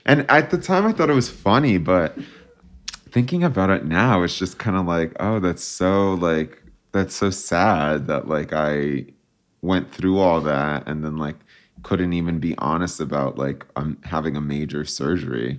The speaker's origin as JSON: {"language": "English", "region": "New Jersey", "country": "United States", "tie": "born or raised there", "also_born_or_lived": "New York City", "moved": "as an adult", "lives_now": "Los Angeles, United States", "said": "I was born and raised in New Jersey, and I'm very proud to be from there."}